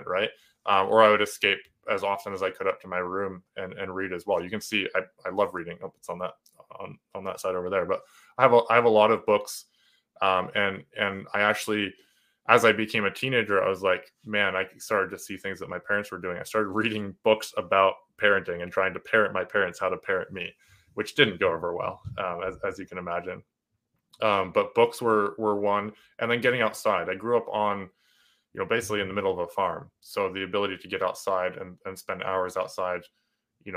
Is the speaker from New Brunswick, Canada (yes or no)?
yes; New Brunswick, Canada; accent: a little bit of Canadian, a little bit of British, a little bit of American; also born or lived in New Hampshire, United States; I'm in New Brunswick, Canada. We moved up when I was three